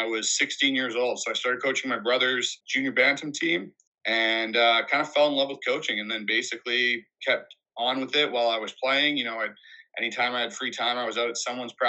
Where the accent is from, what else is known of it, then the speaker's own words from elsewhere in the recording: Vancouver, British Columbia, Canada; I'm from Vancouver, born and raised